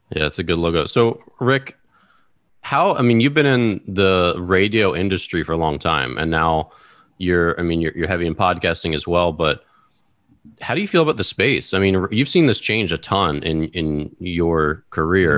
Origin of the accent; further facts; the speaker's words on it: Maryland, United States; moved away as an adult; also born or lived in Bloomington, Illinois; now in Washington, D.C., United States; I was from the Maryland area